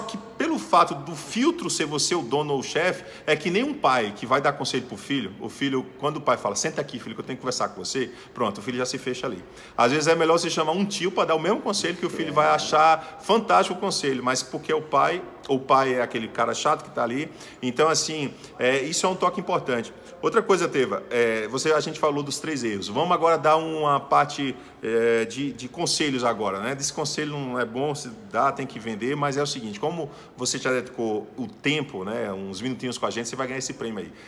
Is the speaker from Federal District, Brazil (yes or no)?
no; Paraíba, Brazil; moved away as an adult; also born or lived in Blumenau, Santa Catarina; now in Southern Brazil; eu sou lá da Paraíba, eu vim morar no Sul